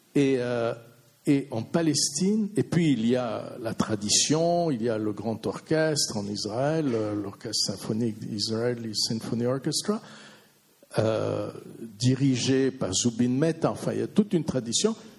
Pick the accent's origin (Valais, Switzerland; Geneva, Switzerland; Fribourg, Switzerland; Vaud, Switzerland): Vaud, Switzerland; je suis vaudois